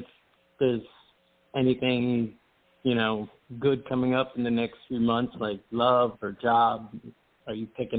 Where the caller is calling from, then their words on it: Tampa, Florida, United States; I'm calling from Tampa.